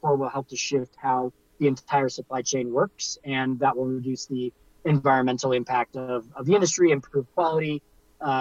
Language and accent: English; Silicon Valley, California, United States; I grew up in the Silicon Valley